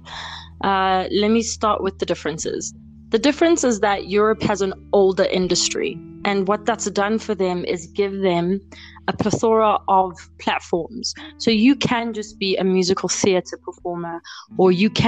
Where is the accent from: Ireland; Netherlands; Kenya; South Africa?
South Africa; as a South African